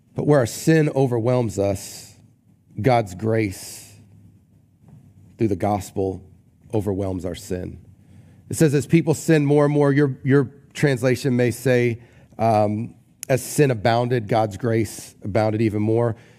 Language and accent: English; Newport, Rhode Island, United States; when I was growing up, um, we grew up in Newport, Rhode Island, and so near the beach